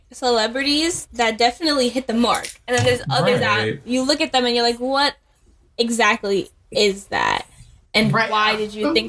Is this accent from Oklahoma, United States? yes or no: no; New York, United States; we're from New York.